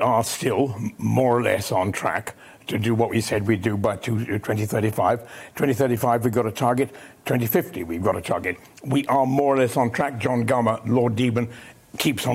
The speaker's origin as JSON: {"language": "English", "area": "Exmoor", "region": "South West England", "country": "United Kingdom", "tie": "born or raised there", "said": "I grew up on Exmoor"}